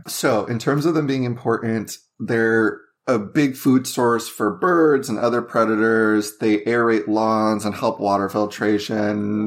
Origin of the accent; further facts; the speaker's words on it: Las Vegas, Nevada, United States; I grew up in Vegas, and it was either hot or cold